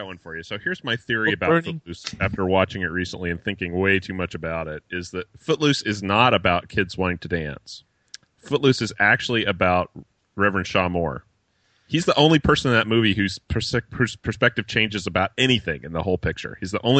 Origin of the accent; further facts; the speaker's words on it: Croatia; English is a second language; I'm from Croatia, Europe, but in the 1980s, we were still part of Yugoslavia, the country that gave you the Yugo.